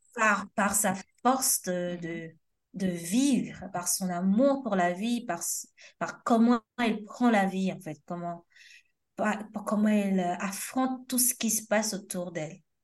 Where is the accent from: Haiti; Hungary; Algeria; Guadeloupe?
Haiti; now in France; on a de la famille au pays, mais surtout parce que c'est notre pays